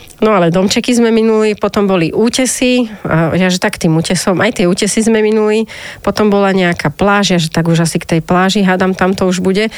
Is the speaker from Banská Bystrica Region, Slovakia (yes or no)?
yes; Banská Bystrica, Banská Bystrica Region, Slovakia; also born or lived in Bratislava; Ja som vyrastala v Banskej Bystrici, to som uh-huh. akože bratislavčanka, ale v 4 rokoch sme išli tam bývať, lebo mama bola z Bystrice